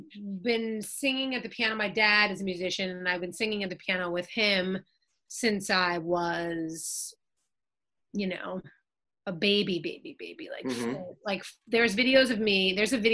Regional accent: New York, United States; moved away as an adult; now in Los Angeles, United States; I was born in New York

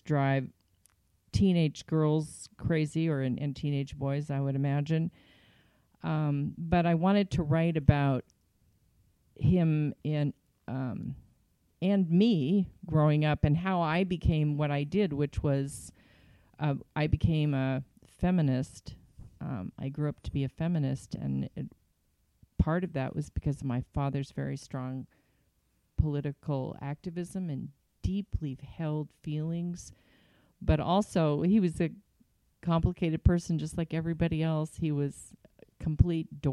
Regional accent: California, United States; born or raised there; also born or lived in Yuba City, California / Santa Monica, California

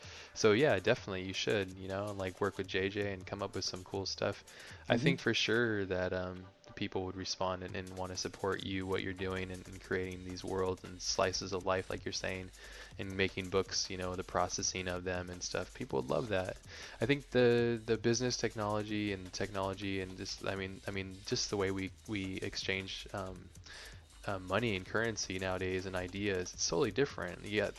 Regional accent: Hawaii, United States; Yeah, well, I mean, yeah, growing up in Hawaii, it's a little bit different, but yeah.

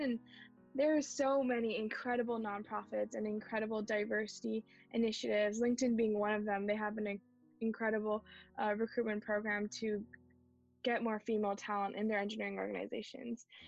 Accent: Bay Area, California, United States; I was born in the Bay Area, mm-hmm. born and brought up here

